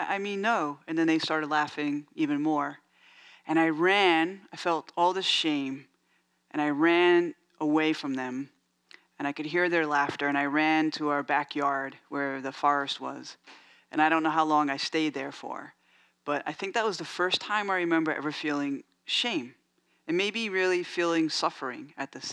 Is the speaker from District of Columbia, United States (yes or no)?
no; New York City, New York, United States; now in San Francisco, United States; I grew up in New York, in the Bronx